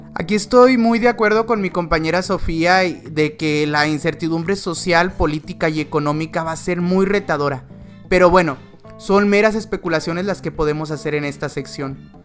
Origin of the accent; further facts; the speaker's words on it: Mexico; como mexicano